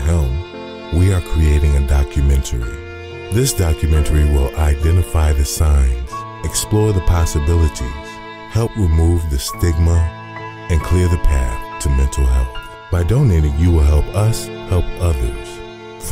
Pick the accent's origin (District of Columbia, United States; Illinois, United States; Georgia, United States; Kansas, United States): Illinois, United States; Chicago; growing up in the South Side of Chicago